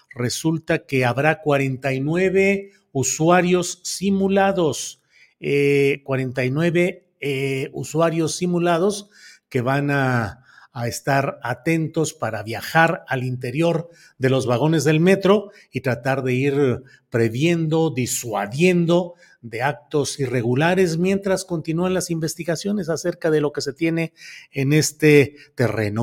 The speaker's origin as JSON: {"language": "Spanish", "region": "Coahuila", "country": "Mexico", "tie": "born or raised there", "moved": "yes", "lives_now": "San Luis Potosí, Mexico", "said": "mi credencial de lector es en San Luis Potosí, aunque yo nací en Coahuila"}